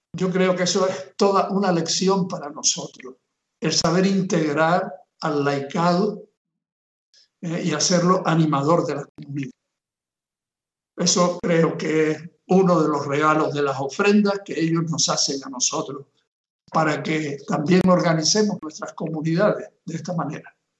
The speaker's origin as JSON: {"language": "Spanish", "region": "Canary Islands", "country": "Spain", "also_born_or_lived": "Nicaragua", "moved": "as an adult", "said": "soy de Canarias y he estado en misión en Nicaragua"}